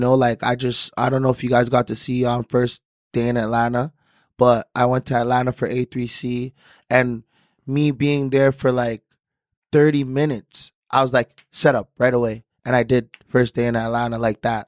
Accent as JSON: {"language": "English", "town": "Toronto", "region": "Ontario", "country": "Canada", "said": "I actually was from there"}